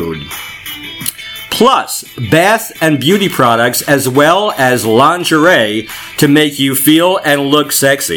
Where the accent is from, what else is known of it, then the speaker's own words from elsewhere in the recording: Manalapan, New Jersey, United States; I grew up in Manalapan